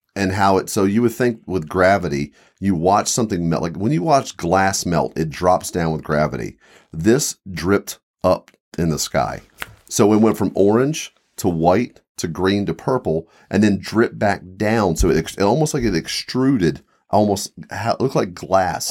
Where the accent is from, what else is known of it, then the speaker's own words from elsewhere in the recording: Eastern Shore, Maryland, Virginia, Mid-Atlantic, United States; I grew up in Mid-Atlantic, Eastern Shore, Maryland, Virginia.